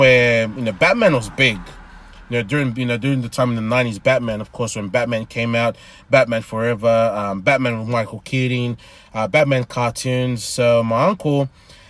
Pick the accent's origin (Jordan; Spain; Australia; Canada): Australia; Sydney, New South Wales; I was born and raised in born in St. George Hospital in Kogra. Was raised in the St. George area all my life, even till now.